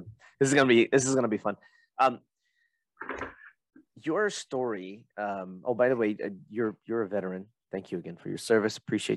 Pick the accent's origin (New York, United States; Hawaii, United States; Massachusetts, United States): Hawaii, United States; I'm Hawaiian